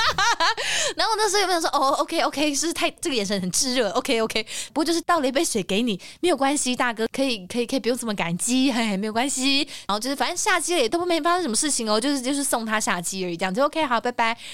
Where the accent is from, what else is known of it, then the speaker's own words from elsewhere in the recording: Taiwan; 我们是台湾人